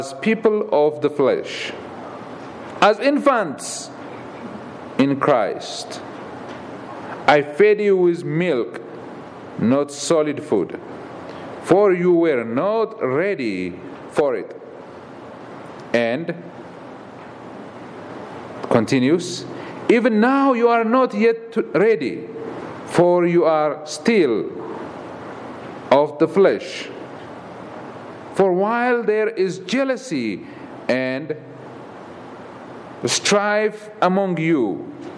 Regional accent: Ethiopia; moved away as an adult; I'm from Ethiopia

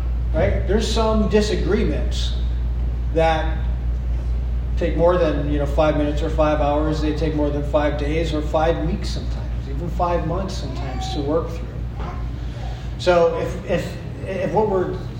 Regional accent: East Coast, United States; now in Midwest, United States; I'm up from the East Coast

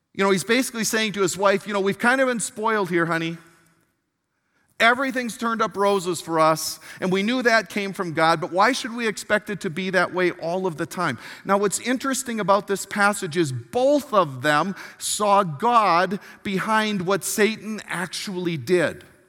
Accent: Milwaukee, Wisconsin, United States; I was born in Milwaukee, Wisconsin

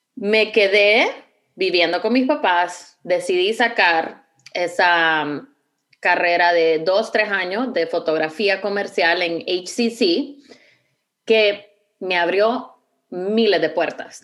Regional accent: Honduras; moved away as an adult; now in Houston, United States; Honduras? Em, definitivamente, bueno, extraño mucho la, facilidad de poder decir, pues voy a ver a mi familia

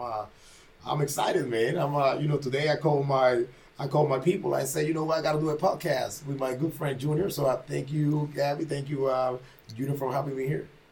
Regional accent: Panama; moved away as an adult; I came from Panama when I was 18 years old. Mm-hmm. You know, I, I, grew up in Panama

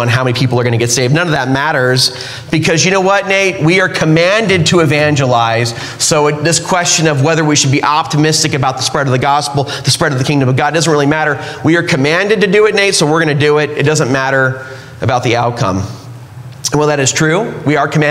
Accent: California, United States; now in Utah, United States; I grew up in California

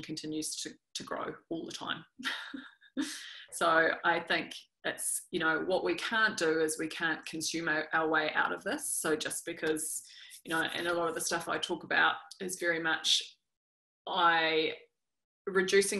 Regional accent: New Zealand; accent: New Zealand; when I was growing up in New Zealand

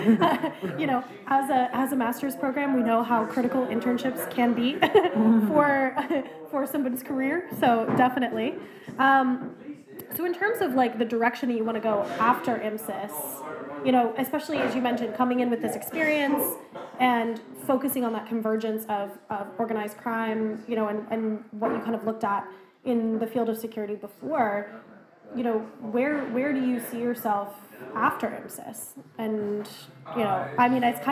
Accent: United States; now in Ireland; as an American

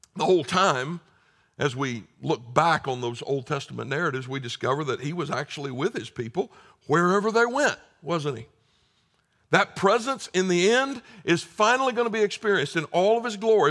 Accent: South Carolina, United States; I'm from South Carolina

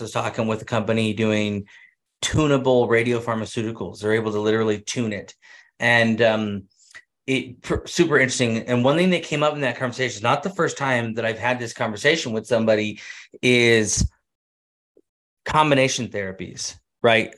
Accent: Central California, United States; now in Utah, United States; I grew up in Central California

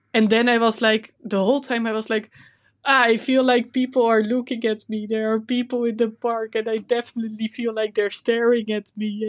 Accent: Netherlands; accent: Dutch; English is a second language; my Dutch accent is terrible.

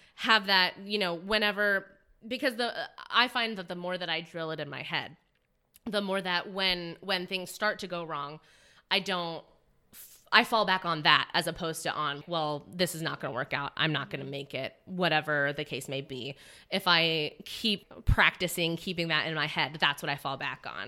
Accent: Indiana, United States; now in San Francisco, United States; I'm from Indiana

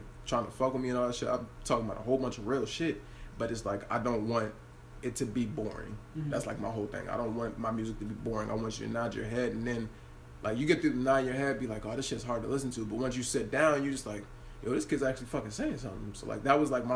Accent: Hagerstown, Maryland, United States; originally I'm from Hagerstown, Maryland. I'm from Jonathan Street, right off of Bethel Gardens. And growing up, I grew up like with my mom and my dad

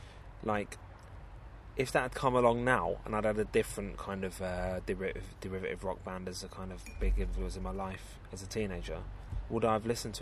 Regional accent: London, United Kingdom; I'm from Walworth, right? And there's no doubt about that. That's where I spent my whole life.

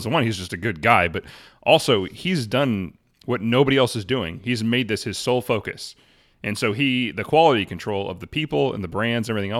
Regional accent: Arlington, United States; born or raised there

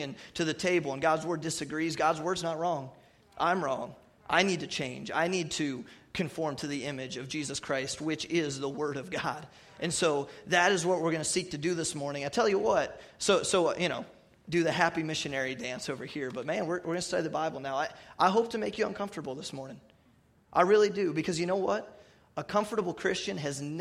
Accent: New Philadelphia, Ohio, United States; I grew up in First Baptist Church of New Philadelphia since I was born

